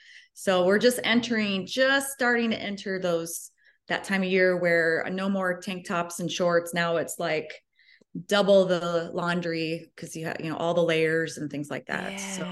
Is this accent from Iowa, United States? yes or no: yes; Ogden, Iowa, United States; I grew up about 30 minutes from where I live right now, so I haven't wandered too far. Small town of 2,000 people.